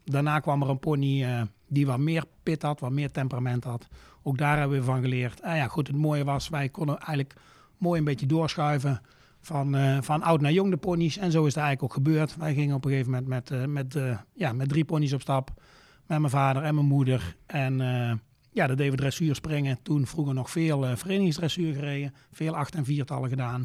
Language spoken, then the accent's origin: Dutch; Luyksgestel, North Brabant, Netherlands; Ik eh, kom uit het eh, Brabantse plaatsje Luik-Scherstel. Ja. Ligt zeg maar tegen de Belgische grens aan, nog 25 kilometer onder Eindhoven